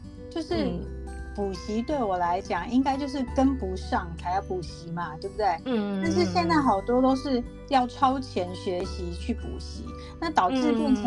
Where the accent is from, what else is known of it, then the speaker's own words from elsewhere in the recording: South Africa; moved away; also born or lived in United States; 我在南非也是这样长大的